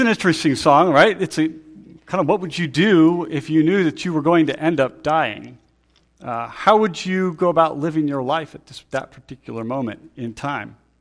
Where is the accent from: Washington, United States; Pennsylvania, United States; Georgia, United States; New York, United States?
Pennsylvania, United States; I'm from Pennsylvania